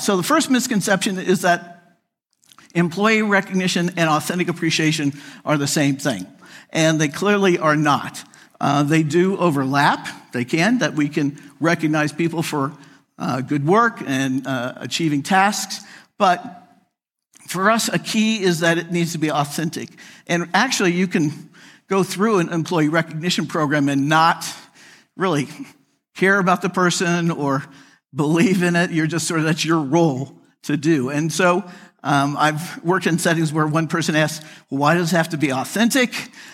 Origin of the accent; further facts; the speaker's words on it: United States; moved away as an adult; also born or lived in Chicago / Phoenix / Atlanta; I grew up outside of Kansas City. I'm a Midwesterner.